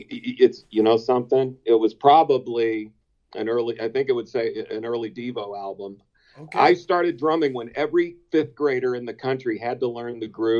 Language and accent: English; Champaign, Illinois, United States; I grew up in Champaign, Illinois.